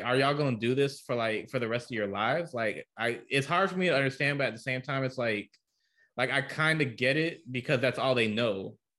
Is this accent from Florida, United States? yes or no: yes; Orlando, Florida, United States; when I was growing up in Orlando, like when I was in middle school, like around 08 or 09